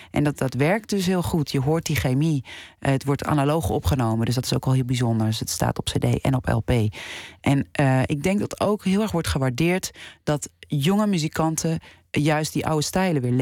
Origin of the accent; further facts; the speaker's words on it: Netherlands; dat je als Nederlandse ja, genomineerd wordt.